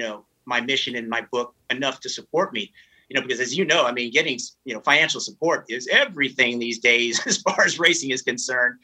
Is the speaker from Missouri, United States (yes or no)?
no; Northern California, United States; growing up in Northern California